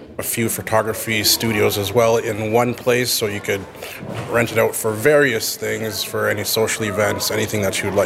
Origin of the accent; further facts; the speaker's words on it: Winnipeg, Manitoba, Canada; I was born and raised in Winnipeg, great city